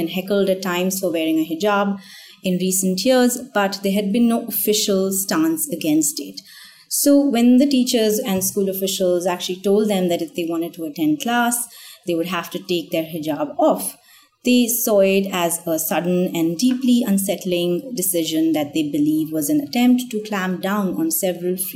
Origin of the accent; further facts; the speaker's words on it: India; me growing up in India in the 80s and 90s, have never really thought of myself as a Hindu or belonging to any other faith